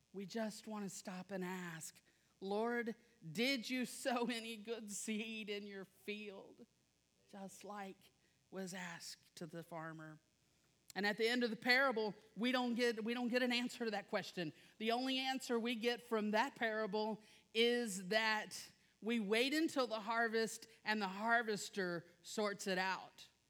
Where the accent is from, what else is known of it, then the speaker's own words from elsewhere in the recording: South Louisiana, United States; I am from South Louisiana